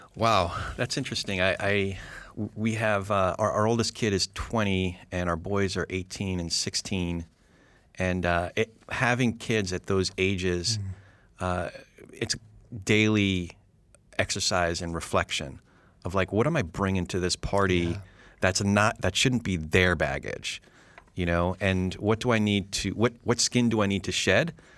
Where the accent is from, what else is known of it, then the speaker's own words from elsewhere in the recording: New Jersey, United States; I'm a Jew from Jersey